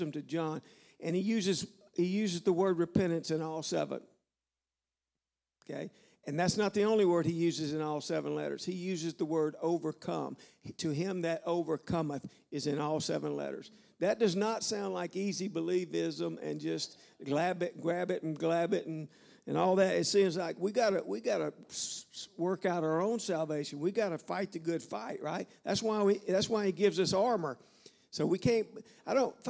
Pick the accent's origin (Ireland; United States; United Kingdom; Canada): United States; Louisiana; moved away; I'm from Louisiana